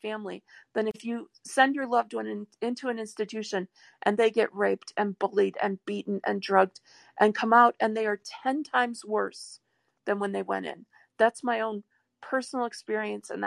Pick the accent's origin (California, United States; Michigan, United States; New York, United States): Michigan, United States; Detroit; moved away; what I grew up with in Detroit